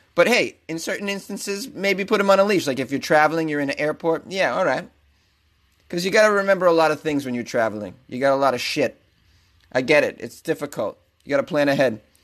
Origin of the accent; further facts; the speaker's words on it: Massachusetts, United States; now in Los Angeles, United States; which is my home state.